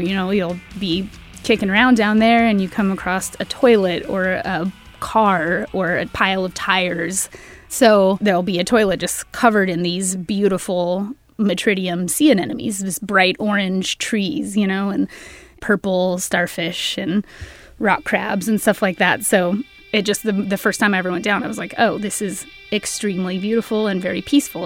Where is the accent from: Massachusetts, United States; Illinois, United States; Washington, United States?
Washington, United States; Tacoma; I was born and raised in Tacoma. I don't foresee myself ever leaving Tacoma